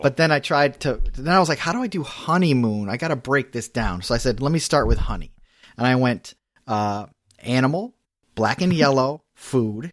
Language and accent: English; Connecticut, United States; I'm from Connecticut